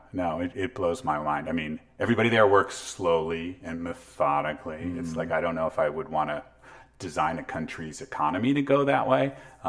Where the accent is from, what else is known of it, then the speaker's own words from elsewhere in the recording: Palo Alto, California, United States; In Palo Alto.